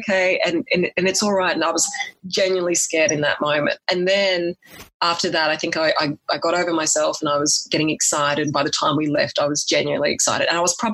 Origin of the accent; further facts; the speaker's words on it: Australia; also born or lived in Sydney; I was a firm city girl, but at the same time, where I came from in my hometown was quite small